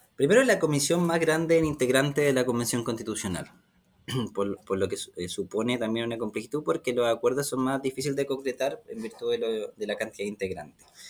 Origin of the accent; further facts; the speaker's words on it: Rancagua, O'Higgins, Chile; also born or lived in Machalí / Santiago; Yo vengo de la región de O'Higgins, vengo de una, comuna, nací en Rancagua, vivo en una comuna como Machalí